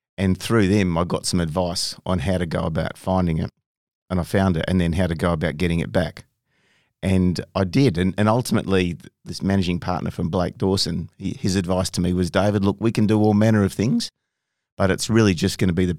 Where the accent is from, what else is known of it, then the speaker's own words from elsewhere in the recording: Bunbury, Western Australia, Australia; You know, we pretty much everyone, you know, in half the cities along a coastal strip. So you're always exposed to the ocean, always in the water, out there fishing, playing sports, surfing, whatever. It was awesome